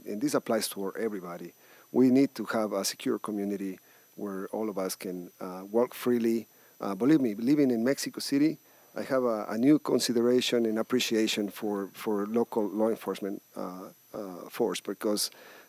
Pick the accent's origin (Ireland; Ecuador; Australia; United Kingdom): Ecuador; now in United States; I'm from everywhere because I was born in Ecuador